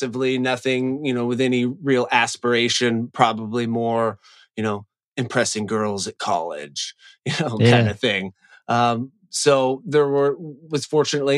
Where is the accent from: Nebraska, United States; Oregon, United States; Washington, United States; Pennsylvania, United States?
Washington, United States; Seattle; also born or lived in Northern California; now in Los Angeles, United States; I grew up in Seattle and I had 5 older brothers